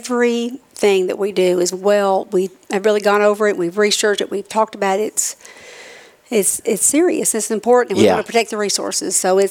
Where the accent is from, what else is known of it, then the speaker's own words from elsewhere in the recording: Manatee County, Florida, United States; now in Tennessee, United States; I grew up in Manatee County.